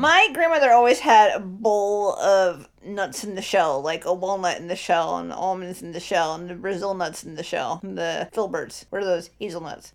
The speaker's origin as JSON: {"language": "English", "region": "Ohio", "country": "United States", "tie": "born or raised there", "said": "I was born in Ohio, baby. I've been in Ohio for fucking too long."}